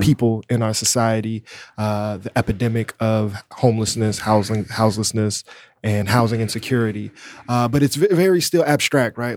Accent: Chicago, Illinois, United States; a black person growing up in Chicago

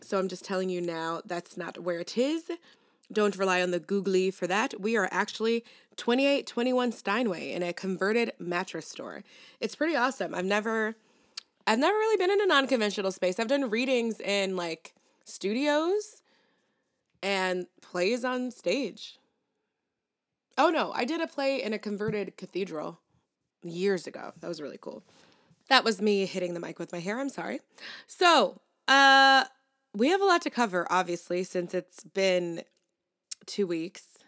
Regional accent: New York City, New York, United States; I felt so represented as a New Yorker

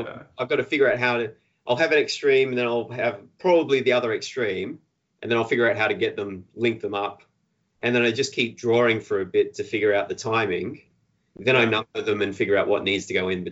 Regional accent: Australia

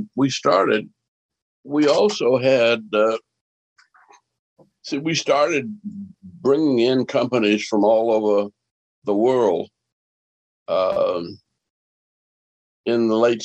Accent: New Orleans, Louisiana, United States; moved away; also born or lived in Atlanta; growing up in New Orleans, where if you grow up in a neighborhood that's Irish and Italian and German and French and Creole and Cajun and Black

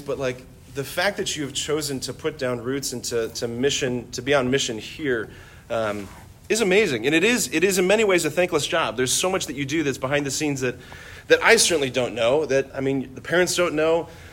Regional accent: Hudson, United States; I would go back to Hudson, I spent um, just a good chunk of the, the school day with the teachers and kids at Seton Catholic School, which is the school in my hometown

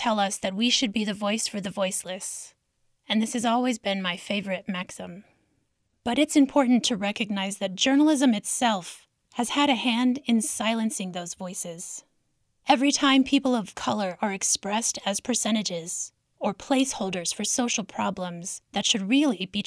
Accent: Zuni Pueblo and Isleta Pueblo, New Mexico, United States; I'm from Zuni Pueblo and Isleta Pueblo

